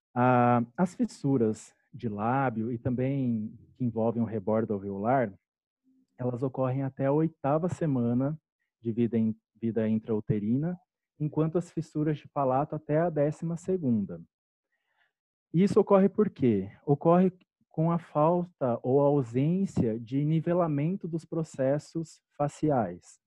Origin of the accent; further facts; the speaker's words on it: Curitiba, Paraná, Brazil; moved away as an adult; also born or lived in Cascavel / Bauru; eu sou curitibano